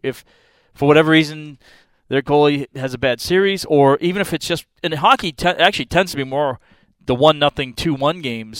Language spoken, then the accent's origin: English; Arlington, Massachusetts, United States; moved away; now I grew up in New England in Massachusetts where hockey – I mean, the high school I went to was known as a hockey school.